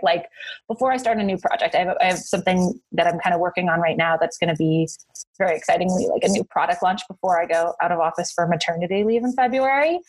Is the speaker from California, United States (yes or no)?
yes; Northern California, United States; I grew up in Northern California